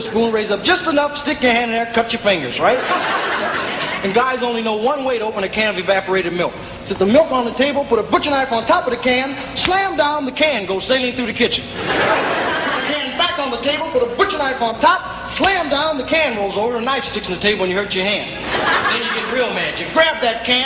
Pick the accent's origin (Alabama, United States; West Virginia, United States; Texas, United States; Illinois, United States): Illinois, United States; Peoria; I'm not a New Yorker. My home's in Peoria, Illinois